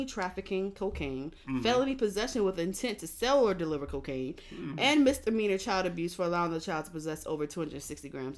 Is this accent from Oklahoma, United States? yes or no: no; Philadelphia, Pennsylvania, United States; I'm from North Philly